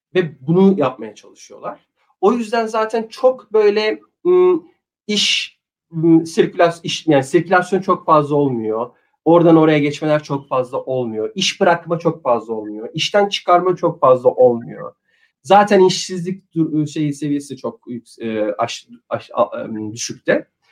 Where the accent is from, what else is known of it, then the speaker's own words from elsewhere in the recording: Turkey; moved away as an adult; also born or lived in Frankfurt, Germany / London, United Kingdom / Dubai, United Arab Emirates; now in Japan; bir Türk olarak